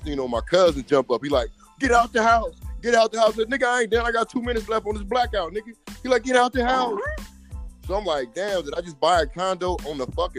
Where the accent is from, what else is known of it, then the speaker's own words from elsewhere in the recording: Ohio, United States; moved away; I'm from Ohio, man.